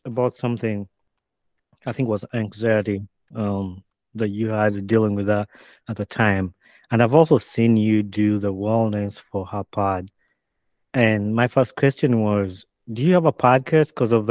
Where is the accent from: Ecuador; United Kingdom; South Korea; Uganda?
Uganda; moved away as an adult; now in United States; growing up in Uganda, I moved to the States when I was about 20 years